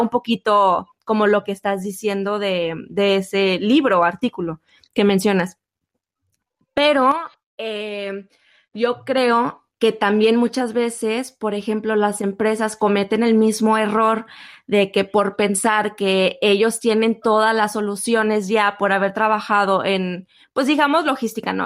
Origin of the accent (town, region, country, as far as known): Mexico